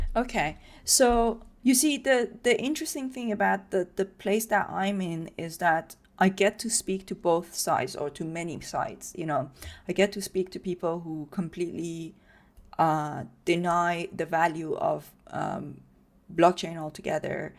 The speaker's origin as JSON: {"language": "English", "country": "Iran", "tie": "born or raised there", "moved": "yes", "said": "I grew up in Iran"}